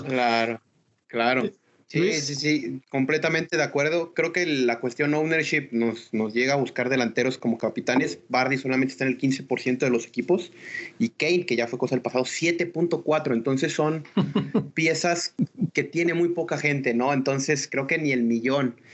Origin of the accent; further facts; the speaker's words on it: Mexico; a nosotros como mexicanos